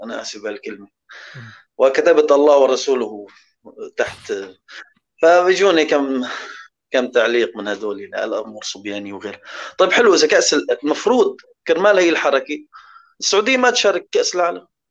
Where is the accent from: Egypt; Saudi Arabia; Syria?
Syria; انا سوري